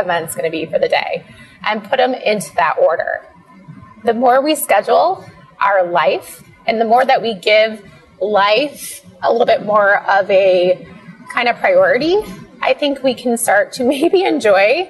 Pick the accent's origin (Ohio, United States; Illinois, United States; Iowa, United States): Iowa, United States; moved away; We grew up in this little small town in Iowa